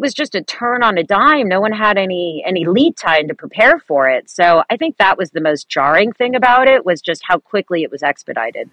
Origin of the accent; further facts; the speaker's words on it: San Francisco Bay Area peninsula, California, United States; also born or lived in Millbrae / Atherton; So I am a third generation San Francisco Bay Area native, uh, born and raised on the peninsula